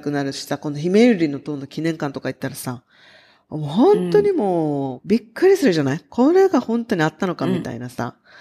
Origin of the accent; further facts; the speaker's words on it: Okinawa, Japan; 私たちが生まれ育った沖縄